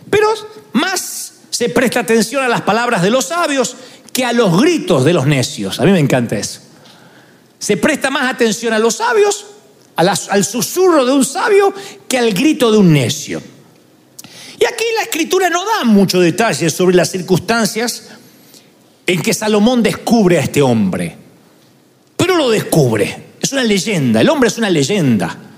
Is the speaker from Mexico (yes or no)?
no; Argentina; y bueno, soy argentino, ¿qué querían que diga?